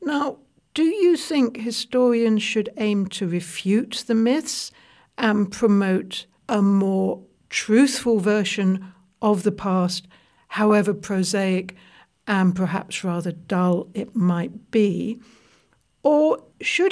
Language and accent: English; United Kingdom; As a British person